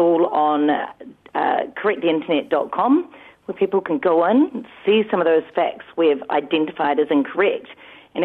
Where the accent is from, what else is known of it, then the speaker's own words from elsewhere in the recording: New Zealand; as a Kiwi